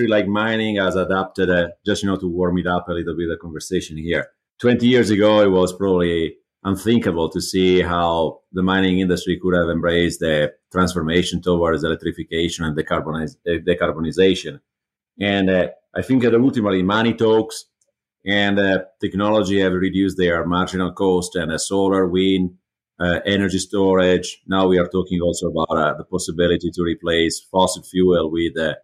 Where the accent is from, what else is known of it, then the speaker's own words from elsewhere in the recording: Italy; moved away as an adult; also born or lived in Switzerland / Germany / China; now in United States; I'm originally from Italy. I moved internationally.